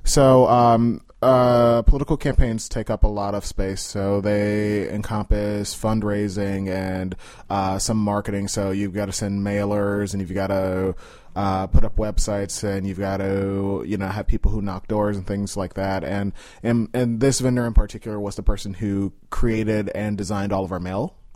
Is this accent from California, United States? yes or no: no; Chicago, Illinois, United States; moved away as an adult; now in Washington, D.C., United States; I grew up in Austin. So, I grew up, uh, at about North and Cicero